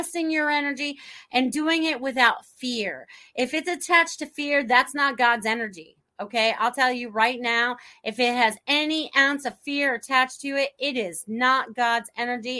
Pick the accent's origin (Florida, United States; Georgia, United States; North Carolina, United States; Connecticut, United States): Connecticut, United States; Norwalk; moved away; also born or lived in Maine; I grew up in Norwalk, Connecticut originally, and then my father moved us to Maine.